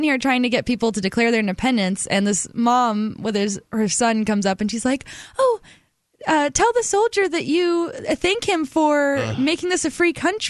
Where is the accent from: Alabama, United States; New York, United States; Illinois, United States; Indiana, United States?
Alabama, United States; moved away; I'm from Alabama